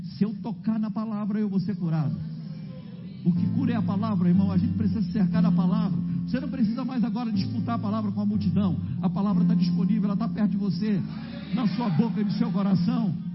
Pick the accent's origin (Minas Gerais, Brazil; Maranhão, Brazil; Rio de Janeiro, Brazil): Rio de Janeiro, Brazil; Eu sou do Rio de Janeiro